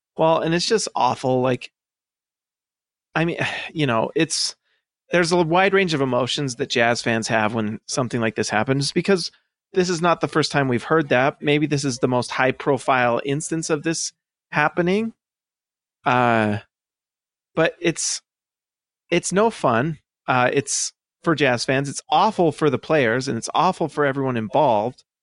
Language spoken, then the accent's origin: English; United States; also born or lived in Idaho / Salt Lake City, Utah; I grew up in Idaho and Salt Lake.